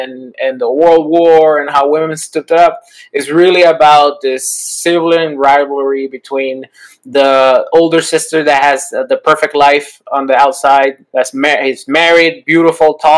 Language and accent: English; Puerto Rico; I'm from Puerto Rico